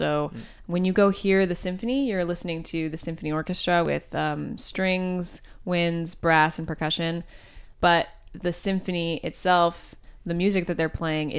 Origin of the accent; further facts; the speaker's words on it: Champaign, Illinois, United States; I play the cello, and I'm from Champaign, Illinois.